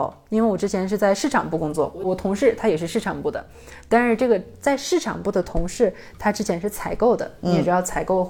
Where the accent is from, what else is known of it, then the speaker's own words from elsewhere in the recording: China; 我说那真好，可是我是中国人啊，